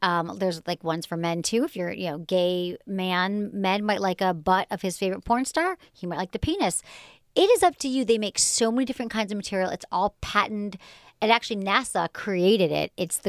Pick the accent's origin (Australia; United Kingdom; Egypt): Australia; And I'm from Australia.